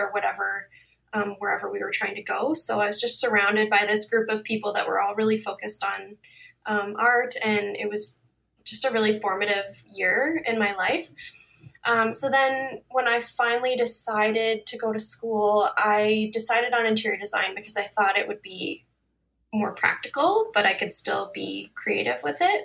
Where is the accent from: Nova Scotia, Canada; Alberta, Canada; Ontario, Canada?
Ontario, Canada; Toronto; I'm from Toronto, Ontario, Canada